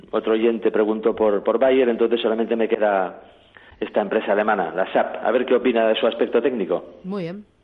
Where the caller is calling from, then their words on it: Barcelona, Catalonia, Spain; Hola, buenos días. … de Barcelona.